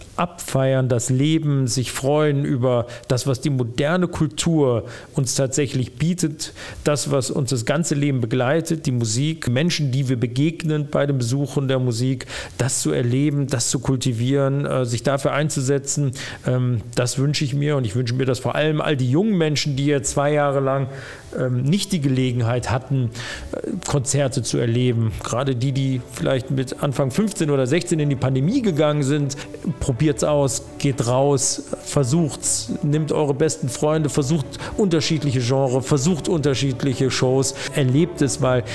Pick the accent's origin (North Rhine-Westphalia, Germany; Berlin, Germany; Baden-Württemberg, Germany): North Rhine-Westphalia, Germany; Düsseldorf; also born or lived in Frankfurt / Moers / Oberhausen; Der Benrather Schlosspark, da bin ich groß geworden.